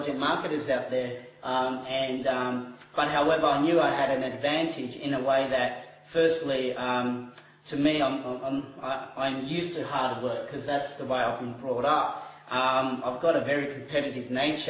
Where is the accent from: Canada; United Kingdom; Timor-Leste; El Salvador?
Timor-Leste; moved away; I was born overseas in East Timor